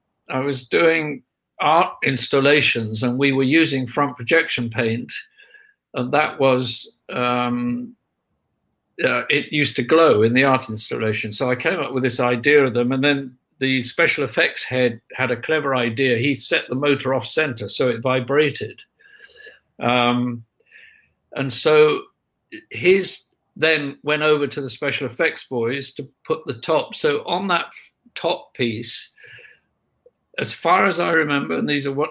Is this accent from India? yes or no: no; United Kingdom; we're British